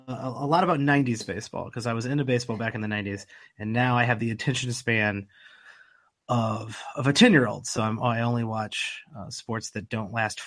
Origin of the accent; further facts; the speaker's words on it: Central Illinois, United States; I'm from the Central Illinois area, so I'm a Fighting Illini fan